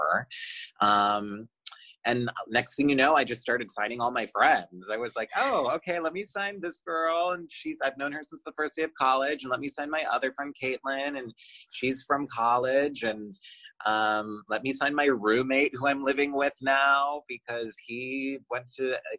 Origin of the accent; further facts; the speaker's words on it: Chicago, Illinois, United States; moved away as an adult; also born or lived in Michigan; now in Los Angeles, United States; I'm from Chicago, and I went to school in Michigan, Michigan State.